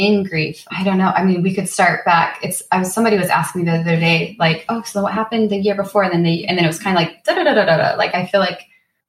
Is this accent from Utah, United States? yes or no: yes; Utah, United States; moved away; I grew up in Utah where there's not an ocean